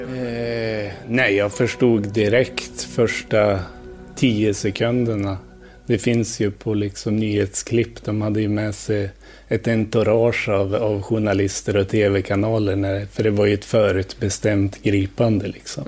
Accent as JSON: {"language": "Swedish", "town": "Njurunda", "region": "Västernorrland County", "country": "Sweden", "tie": "born or raised there", "also_born_or_lived": "Thailand", "moved": "yes", "lives_now": "Stockholm, Sweden", "said": "Jag växte upp i Njurunda utanför Sundsvall."}